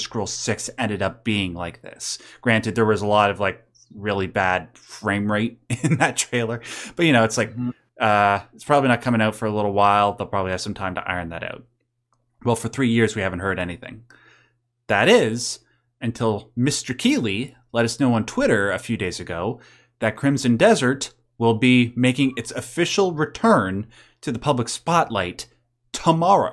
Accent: Canada; I'm Canadian

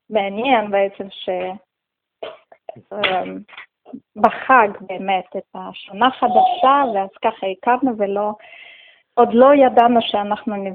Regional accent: Russia; also born or lived in Tajikistan; now in Israel; אני נולדתי בטאג'יקיסטן, זה אה, הייתה אחת

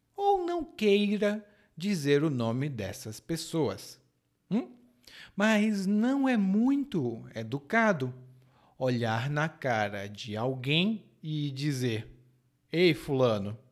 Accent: Brazil; now in Salvador, Brazil; como era a minha cidade natal

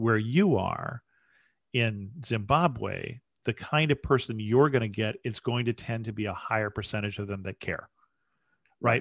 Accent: United States; I'm, I'm an American

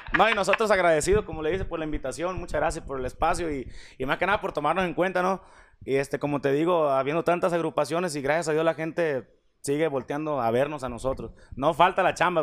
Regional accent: Puerto Vallarta, Jalisco, Mexico; yo soy de Puerto Vallarta

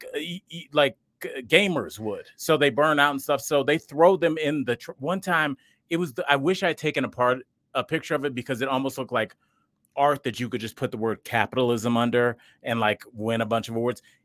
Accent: Cleveland, Ohio, United States; I'm from Cleveland and that was our team

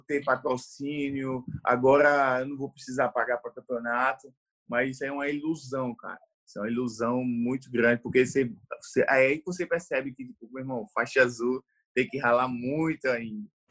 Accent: João Pessoa, Paraíba, Brazil; eu sou de João Pessoa, na Paraíba

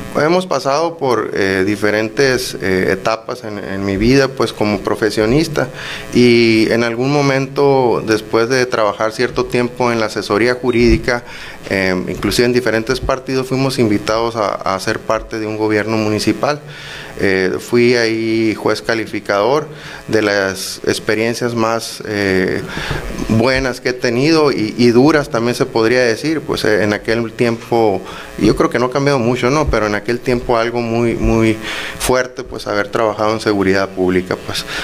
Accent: Benito Juárez, Sonora, Mexico; Benito Juárez es mi tierra, es donde vivo

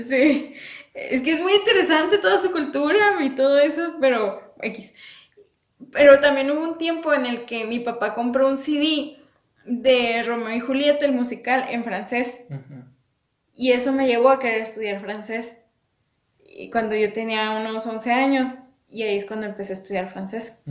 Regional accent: Mexico; soy orgullosa orgullosamente mexicana

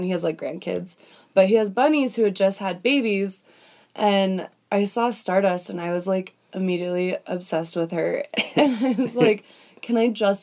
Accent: Thousand Oaks, California, United States; I'm from beautiful Thousand Oaks, California.

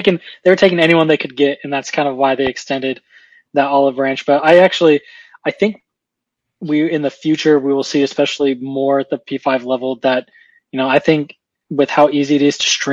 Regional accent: Central California, United States; moved away as an adult; also born or lived in Utah / Phoenix, Arizona; now in Charlotte, United States; I grew up in Central California, and then I went to BYU, so I moved to Utah

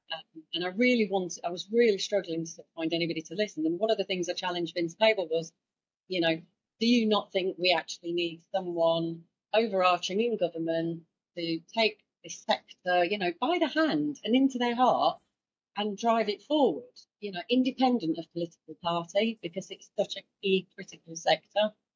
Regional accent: Yorkshire and the Humber, United Kingdom; I'm from Yorkshire

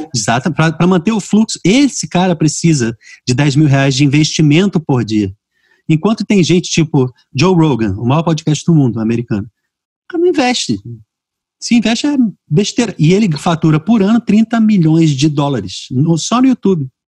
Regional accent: Rio de Janeiro, Brazil; moved away as an adult; now in Fortaleza, Brazil; eu nasci e fui criado no Rio

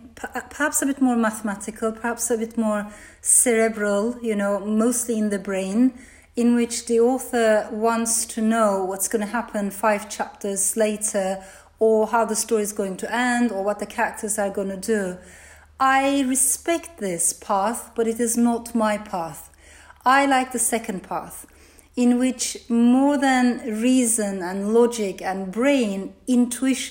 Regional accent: Turkey; first language Turkish; English is a second language; moved away; also born or lived in Strasbourg, France; my mother brought me to Turkey

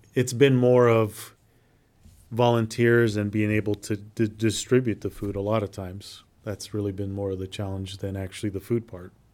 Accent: Nampa, Idaho, United States; I grew up in South Nampa

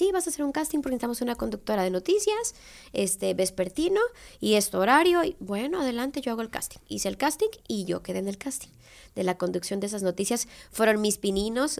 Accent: Tepic, Nayarit, Mexico; also born or lived in Guadalajara; regresarme a mi tierra después de que juré nunca regresar

